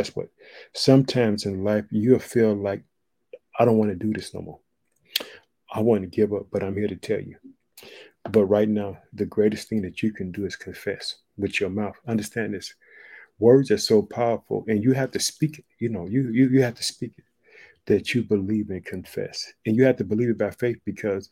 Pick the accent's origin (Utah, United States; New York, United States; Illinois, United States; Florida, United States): Illinois, United States; born or raised there; also born or lived in Chicago